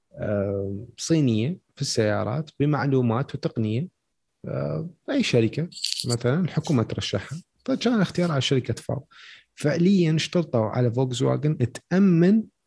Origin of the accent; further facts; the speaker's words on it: Iraq; عندنا بالعراق